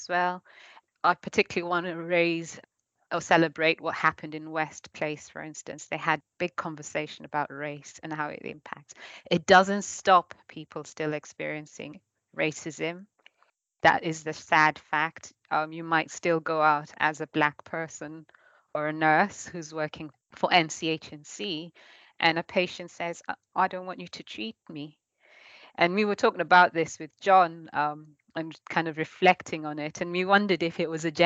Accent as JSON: {"language": "English", "country": "Kenya", "tie": "born or raised there", "moved": "as an adult", "lives_now": "Norwich, United Kingdom", "said": "I was born and brought up in Kenya, and then I came over to study at the UEA, and ever since I've always been in Norwich in Norfolk"}